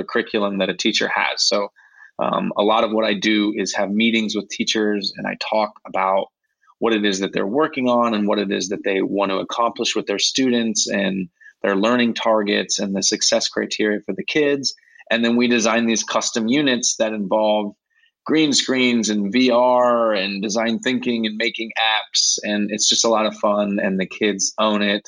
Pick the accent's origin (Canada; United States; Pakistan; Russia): United States; Ohio; moved away as an adult; also born or lived in Virginia; now in Madrid, Spain; I'm originally from the States. I grew up in Ohio, and I taught in Virginia